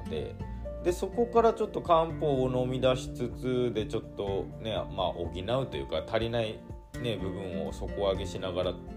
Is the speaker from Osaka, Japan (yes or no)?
no; Hirado, Nagasaki, Japan; moved away as an adult; also born or lived in Aichi Prefecture; 長崎県平戸市っていうところで生まれ育って高校卒業してからあの工場にね就職するために愛知県の方に